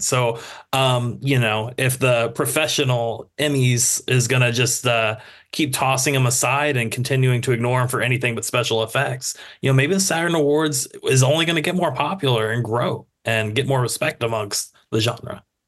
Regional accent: United States

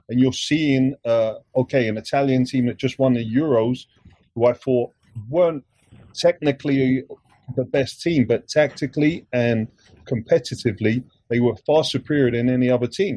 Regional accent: England, United Kingdom; I grew up in England, so I feel more English

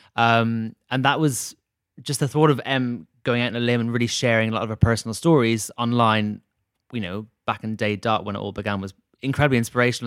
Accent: Dublin, Leinster, Ireland; moved away; my hometown in Dublin

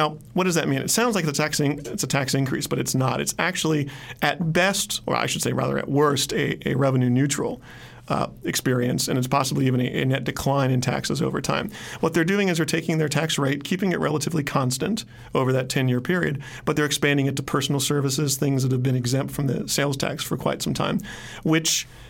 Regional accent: Arizona, United States; my home state of Arizona

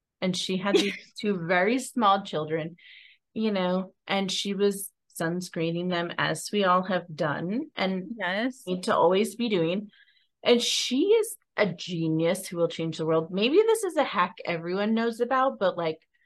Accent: Ocean Shores, Washington, United States; we were Ocean Shores

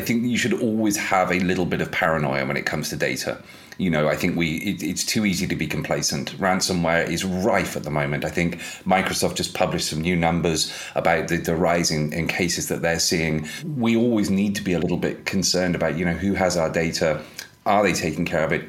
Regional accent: United Kingdom; I'm British

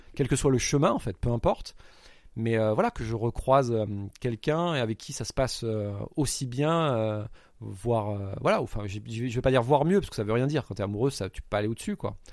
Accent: France; je suis français, j'ai 4 jours

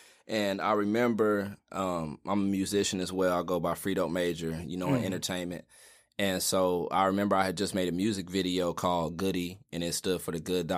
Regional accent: Greensboro, North Carolina, United States; I'm from here. I'm from Greensboro. Lived okay. here, you know, the majority of my life. You know, grew up on the west side of town.

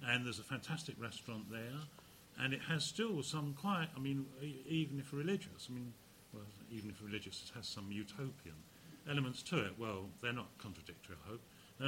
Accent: Hadleigh, East of England, United Kingdom; also born or lived in Canvey; I mean, I grew up in Hadley. After Canvey, we moved to Hadley

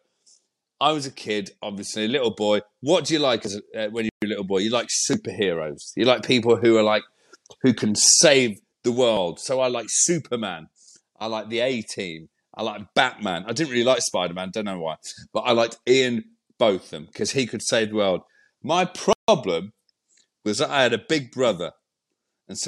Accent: Northampton, East Midlands, United Kingdom; I was a kid growing up in Northampton.

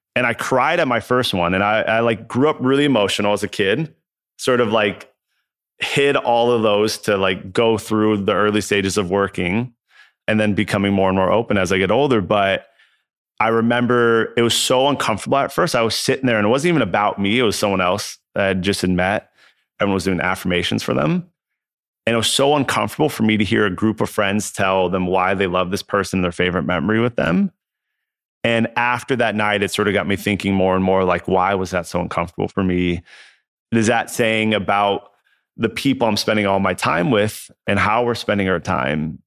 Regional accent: Southern California, United States; I grew up in Southern California

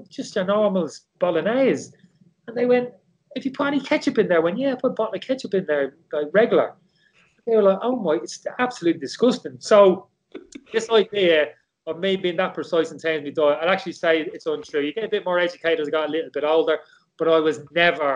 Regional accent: Dublin, Leinster, Ireland; I never saw pasta growing up in Dublin

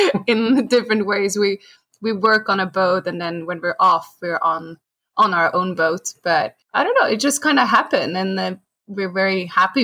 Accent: Stockholm archipelago, Stockholm County, Sweden; moved away; I grew up in the Stockholm archipelago and I learned how to sail there

